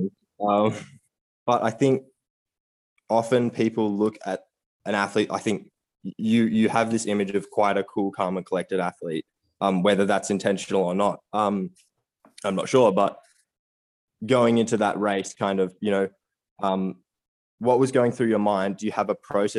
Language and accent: English; Australia; I'm an Aussie